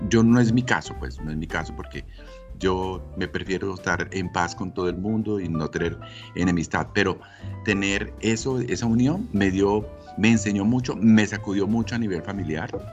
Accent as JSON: {"language": "Spanish", "town": "Ibagué", "region": "Tolima", "country": "Colombia", "moved": "yes", "said": "yo soy de Ibagué, de la ciudad musical de Colombia. Mis padres son de Ibagué también."}